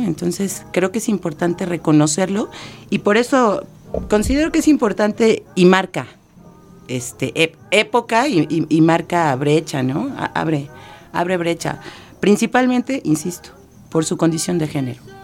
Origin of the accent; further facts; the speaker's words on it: Mexico City, Mexico; soy citadina, soy de esta ciudad monstruo